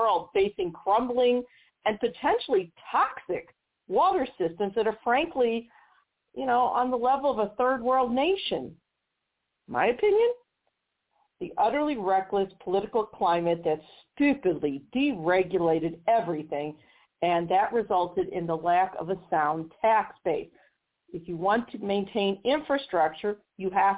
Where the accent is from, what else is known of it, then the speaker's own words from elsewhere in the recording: Missouri, United States; my home state of Missouri